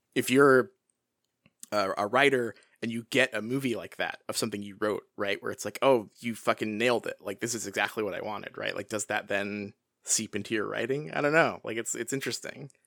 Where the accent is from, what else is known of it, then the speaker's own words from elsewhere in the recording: Washington, United States; childhood experience growing up in Washington here